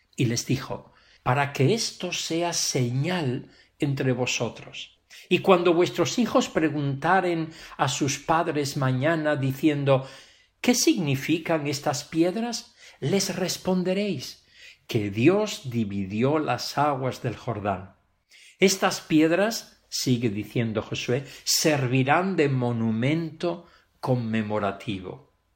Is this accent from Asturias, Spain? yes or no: yes; Pravia, Asturias, Spain; now in Barcelona, Spain; En mi Asturias querida y concretamente en Pravia, en la villa donde yo nací